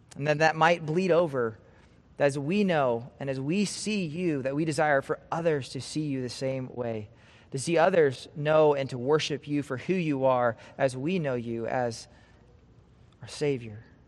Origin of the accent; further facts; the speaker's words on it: Nebraska, United States; moved away; also born or lived in California; I'm from Nebraska